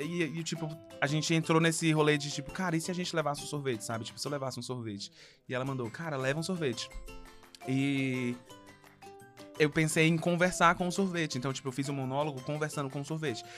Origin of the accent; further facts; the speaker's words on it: Fortaleza, Ceará, Brazil; now in São Paulo, Brazil; eu tenho alguns anos e sou de Fortaleza e agora estou em São Paulo fazendo teatro musical